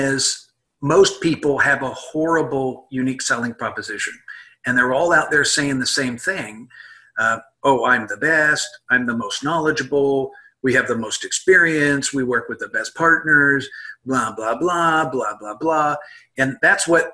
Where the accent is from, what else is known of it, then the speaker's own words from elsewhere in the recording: Midwest, United States; moved away; also born or lived in California; I'm from the Midwest originally